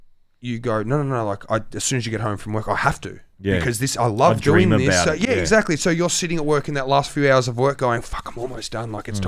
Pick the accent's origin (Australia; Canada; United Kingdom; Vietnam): Australia; holy shit, I've only ever seen this place on DVDs Australia. And I'm the Australian dude.